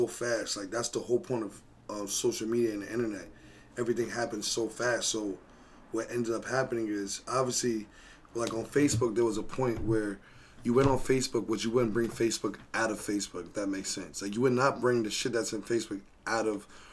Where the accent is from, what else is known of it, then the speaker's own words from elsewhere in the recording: New Jersey, United States; I grew up in New Jersey